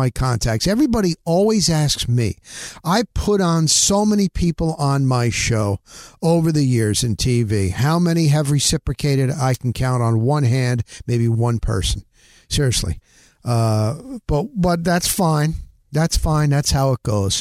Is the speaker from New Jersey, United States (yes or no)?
yes; northern New Jersey, United States; moved away; also born or lived in Tampa Bay area; I'm formerly from New Jersey. That's where I grew up, in northern New Jersey